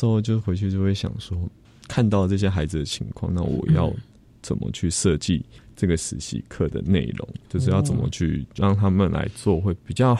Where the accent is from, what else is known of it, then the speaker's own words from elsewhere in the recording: Zhongxing New Village, Nantou County, Taiwan; moved away; 小时候在那边长大。